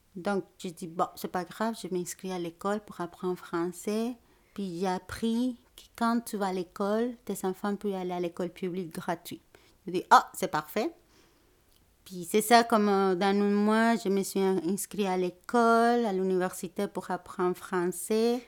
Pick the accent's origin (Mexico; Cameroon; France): Mexico; Mexico City; French is a second language; moved away as an adult; also born or lived in Puebla, Mexico; now in Montreal, Canada; je viens de la ville du Mexique, à Mexico, en fait. Je suis née là-bas, puis aussi j'ai déménagé à la ville de Puebla